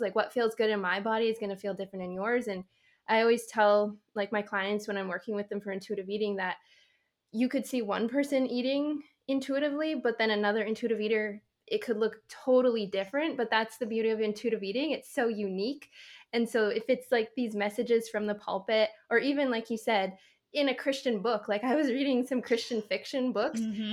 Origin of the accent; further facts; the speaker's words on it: Canada; I'm Canadian.